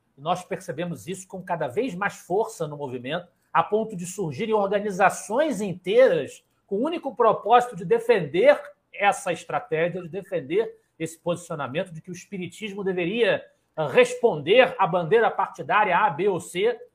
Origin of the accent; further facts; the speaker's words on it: Rio de Janeiro, Brazil; aqui na minha querida Ilha do Governador, onde nasci, me criei